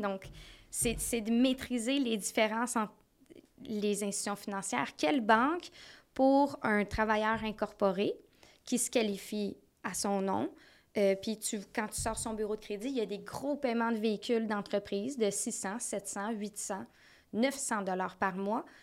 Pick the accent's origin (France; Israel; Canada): Canada; North Shore, Lower Laurentians, Quebec; Moi, je viens de la Rive-Nord. Euh, des basses Laurentides